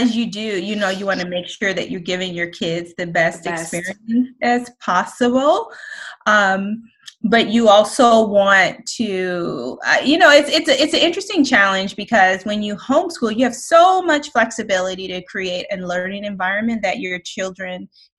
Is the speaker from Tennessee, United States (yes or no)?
no; Colorado, United States; moved away as an adult; now in Takoma Park, Maryland, United States; we are originally from Colorado. We moved here in 2013